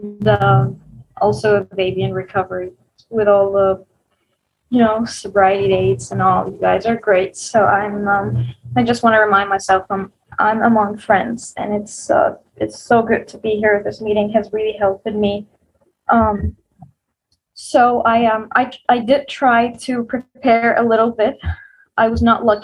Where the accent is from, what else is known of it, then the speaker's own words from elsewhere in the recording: Egypt; I'm from Egypt.